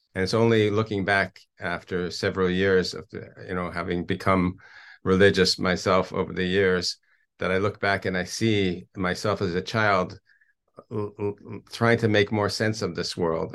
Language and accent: English; Toronto, Ontario, Canada; moved away as an adult; now in Israel; I grew up in Toronto, a native Canadian